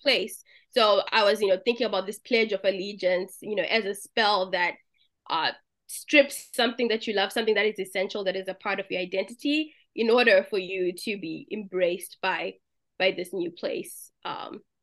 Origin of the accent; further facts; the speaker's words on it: Zimbabwe; moved away; I'm from Zimbabwe, so our version of Kool-Aid is Jolly Juice